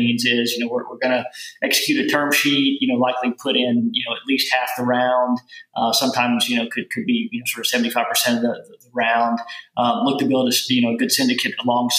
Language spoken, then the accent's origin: English; rural Kentucky, United States; accent: southern; moved away as an adult; now in New York, United States; I grew up on a little farm in rural Kentucky